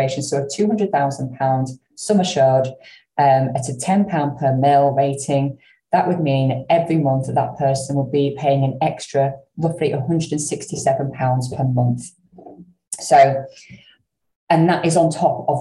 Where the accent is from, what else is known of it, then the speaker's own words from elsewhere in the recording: the north of England, United Kingdom; accent: northern; my northern accent